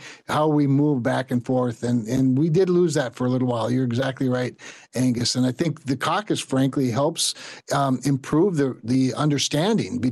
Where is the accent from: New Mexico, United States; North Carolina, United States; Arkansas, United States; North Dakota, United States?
North Dakota, United States; Rolla; when I was growing up in Rolla